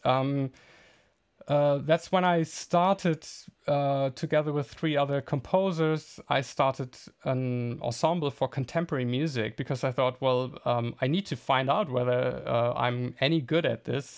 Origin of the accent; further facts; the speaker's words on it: Bielefeld, North Rhine-Westphalia, Germany; moved away as an adult; also born or lived in The Hague / Berlin; my hometown, Bielefeld